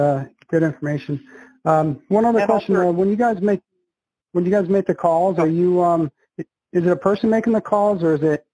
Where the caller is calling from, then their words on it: New Hampshire, United States; I'm calling from New Hampshire.